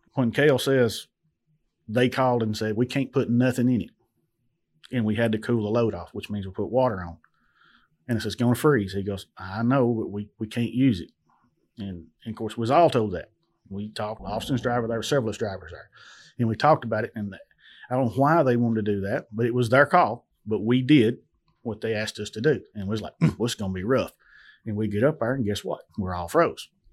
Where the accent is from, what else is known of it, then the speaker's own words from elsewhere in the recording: Adamsville, Tennessee, United States; I'm from Adamsville, Tennessee